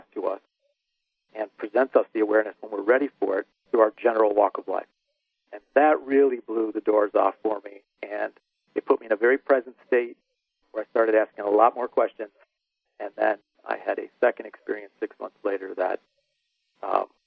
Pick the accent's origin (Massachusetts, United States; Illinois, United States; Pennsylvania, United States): Illinois, United States; Chicago; growing up in the Chicagoland area